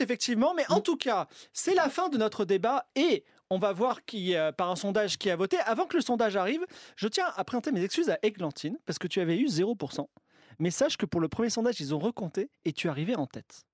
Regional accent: France; nous, en tant que Français

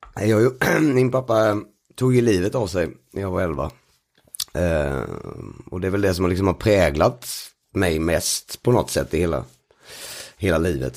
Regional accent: Sweden; born or raised there; moved away as an adult; now in Stockholm, Sweden

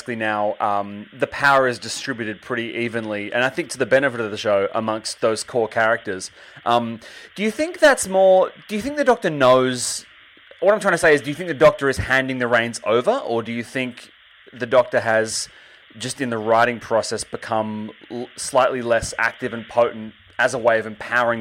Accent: Australia; I'm from Australia

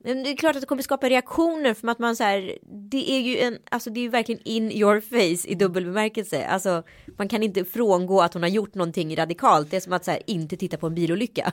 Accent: Sweden; moved away; also born or lived in Strömstad / Örebro; jag är ju uppvuxen i Örebro och mm. Strömstad

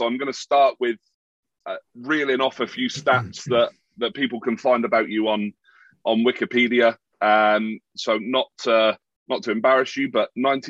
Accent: Plymouth, South West England, United Kingdom; my hometown of Plymouth.

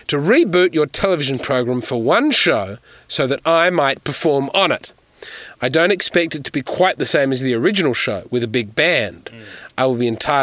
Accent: Australia; I'm a comedian from Australia

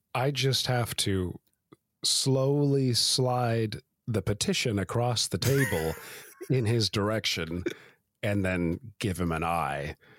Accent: Canada; we are Canadians

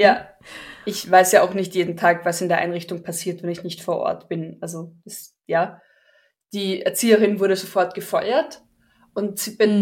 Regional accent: Carinthia, Austria; bei uns in Österreich oder in Kärnten

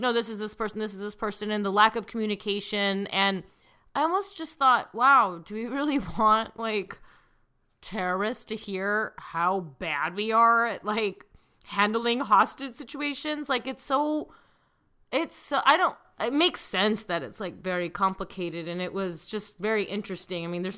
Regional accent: Illinois, United States; But then again, I'm from Central Illinois.

